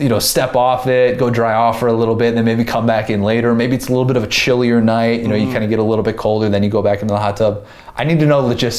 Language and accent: English; Memphis, Tennessee, United States; also born or lived in Nashville; I grew up in Memphis, went to Nashville for many years